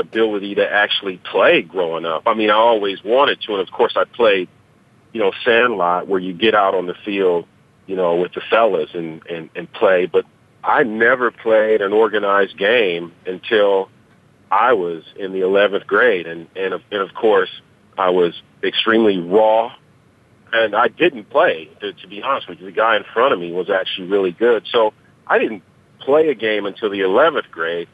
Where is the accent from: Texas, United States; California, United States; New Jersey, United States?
California, United States; San Diego; I grew up in San Diego. I was born in San Diego